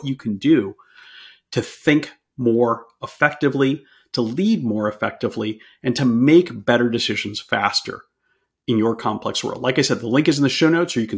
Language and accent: English; United States; I'm being American